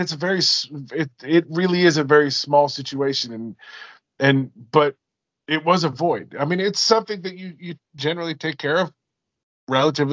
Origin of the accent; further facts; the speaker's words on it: Alaska, United States; also born or lived in Washington State; now in Washington, United States; I'm originally from Alaska and I live in Washington State